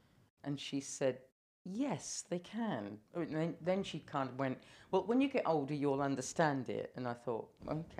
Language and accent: English; London, United Kingdom; moved away as an adult; now in Isle of Wight, United Kingdom; I wasn't born on the island. I was born in London. London was great. I mean, I really loved living in London